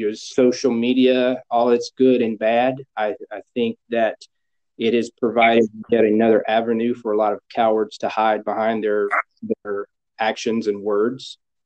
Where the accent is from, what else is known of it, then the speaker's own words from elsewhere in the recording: North Carolina, United States; Yeah, well, growing up, I grew up in a small town, and the town, you know, think